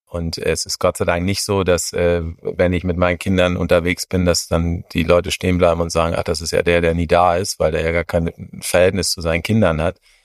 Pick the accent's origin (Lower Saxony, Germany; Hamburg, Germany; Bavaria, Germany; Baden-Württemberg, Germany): Hamburg, Germany; moved away as an adult; now in Munich, Germany; in meine Heimatstadt zu kommen, nach Hamburg